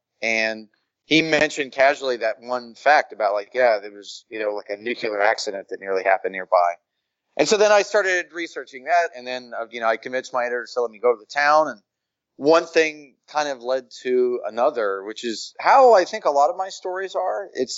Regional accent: Tuskahoma, Oklahoma, United States; moved away as an adult; also born or lived in Boston; now in Los Angeles, United States; I grew up in Oklahoma in a small town in southeastern Oklahoma.

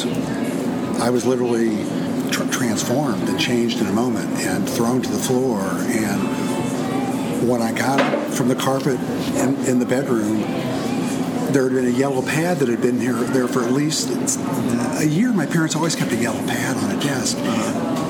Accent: Kansas City, Missouri, United States; also born or lived in St. Louis, Missouri / Boston / Provincetown; now in Athens, United States; I was born in St. Louis and grew up there, but moved to Kansas City when I was in grade school. So I feel like I'm from Kansas City

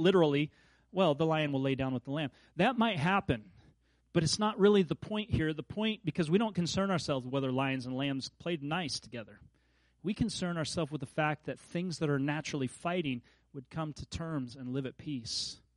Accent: Kansas, United States; moved away; as a kid growing up in Kansas

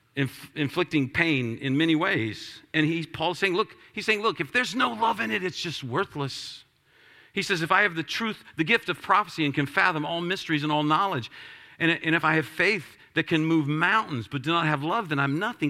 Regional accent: Washington, District of Columbia, United States; I'm from Washington, D C

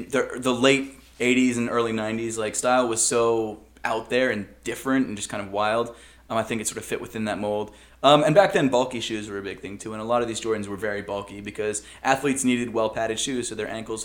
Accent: Baltimore, Maryland, United States; Oh, Maryland. Baltimore, okay. Maryland, yeah.

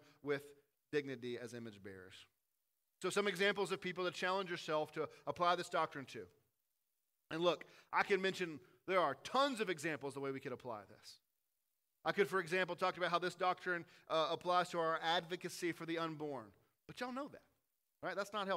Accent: the South, United States; Growing up in the South, you think that everyone should like bluegrass music, biscuits and gravy, and drink sweet tea

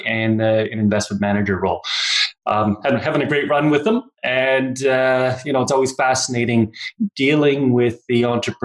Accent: Newfoundland and Labrador, Canada; moved away as an adult; also born or lived in Kitchener-Waterloo, Ontario / New Brunswick; now in Calgary, Canada; born in Ontario, in Kitchener-Waterloo area, but mostly I grew up in Newfoundland and spent a couple of years of my adult life in New Brunswick, but I've been in Calgary now since 1995

